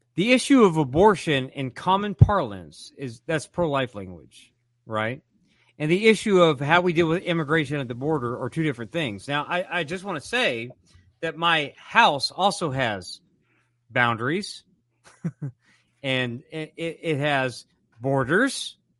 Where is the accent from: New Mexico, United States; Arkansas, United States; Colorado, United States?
Arkansas, United States; I'm from Arkansas. Arkansas